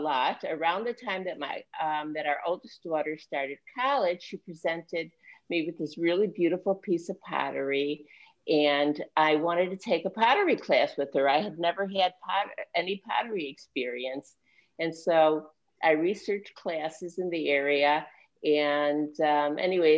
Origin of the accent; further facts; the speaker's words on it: Chicago, Illinois, United States; moved away as an adult; also born or lived in New York; I was born and raised in Chicago.